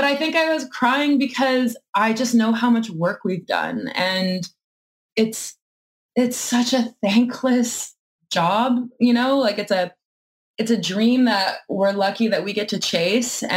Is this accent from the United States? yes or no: no; Winnipeg, Manitoba, Canada; we're from Winnipeg